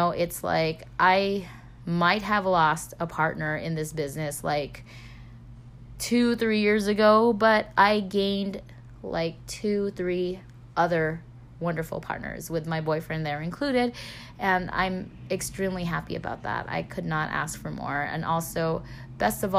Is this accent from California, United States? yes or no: yes; California, United States; moved away; this is my hometown